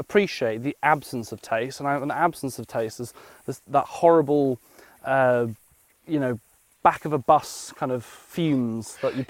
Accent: Carmarthen, Wales, United Kingdom; I grew up in Carmarthen in West Wales, and I used to love the summers because we didn't live in a farm or anything like that, but a little small holding.

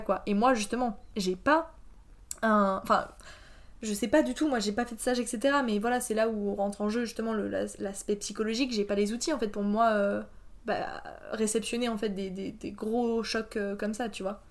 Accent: France; also born or lived in Poland; je suis une Française en Erasmus

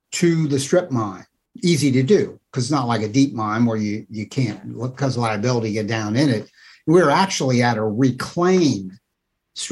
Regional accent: Northern Kentucky, United States; I'm from Northern Kentucky

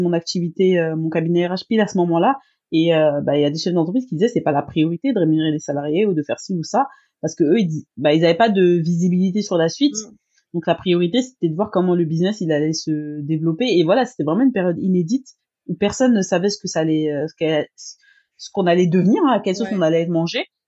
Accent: France; comme chez nous en France

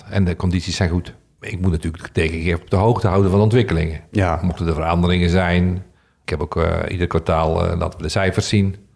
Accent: Netherlands; En dat zijn we Nederlanders niet gewend.

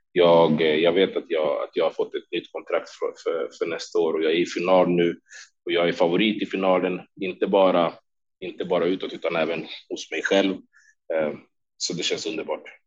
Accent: Sweden; moved away as an adult; also born or lived in Stockholm; now in Las Vegas, United States; båda mina tränare hemma i Sverige

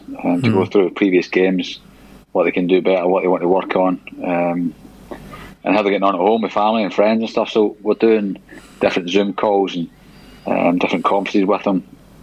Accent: East Kilbride, Scotland, United Kingdom; moved away; also born or lived in Glasgow; I was born in Glasgow from East Kilbride, and Motherwell was like 5 miles from East Kilbride.

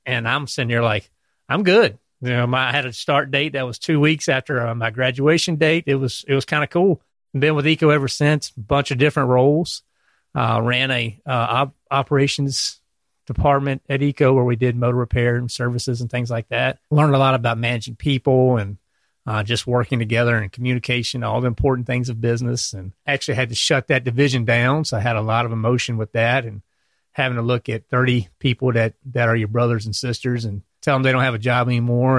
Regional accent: Clarksville, Virginia, United States; moved away as an adult; also born or lived in Norfolk, Virginia; now in North Carolina, United States; I'm from Virginia, um, little town called Clarksville, right across the line.

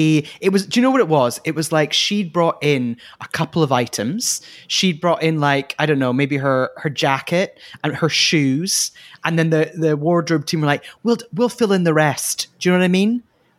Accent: United Kingdom; a show which Fraser and I do not approve of, despite being British.

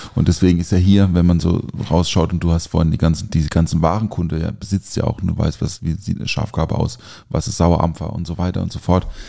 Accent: Black Forest, Baden-Württemberg, Germany; ich komme ja aus dem Schwarzwald

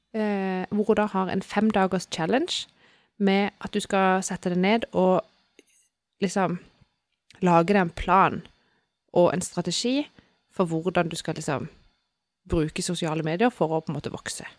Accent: Sørlandet, Southern Norway, Norway; vi er jo fra Sørlandet

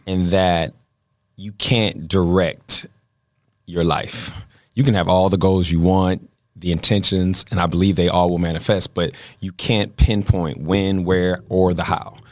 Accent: Baltimore, Maryland, United States; now in Los Angeles, United States; I'm from Baltimore

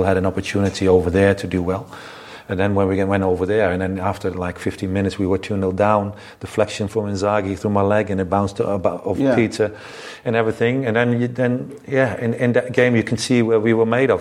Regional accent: Netherlands; moved away as an adult; growing up in Holland and in the system in Holland

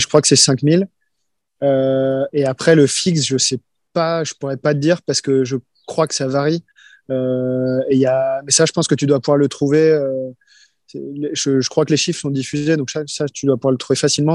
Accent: Rennes, Brittany, France; Je viens de Rennes

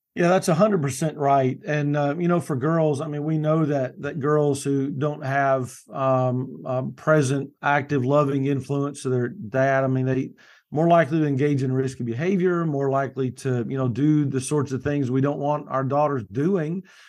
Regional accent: Kentucky, United States; now in Morehead City, United States; Right now, I live in coastal, uh, North Carolina. I'm from Kentucky originally.

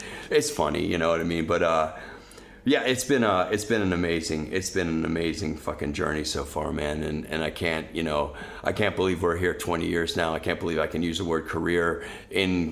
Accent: Portsmouth, New Hampshire, United States; my hometown of Portsmouth

